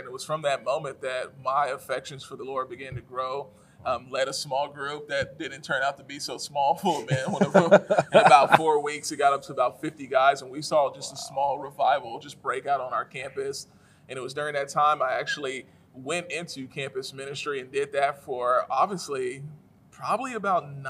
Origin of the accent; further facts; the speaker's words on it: Houston, Texas, United States; also born or lived in San Marcos, Texas; now in Austin, United States; I grew up in Houston, Texas, the king of the South, the city, you know, we like to say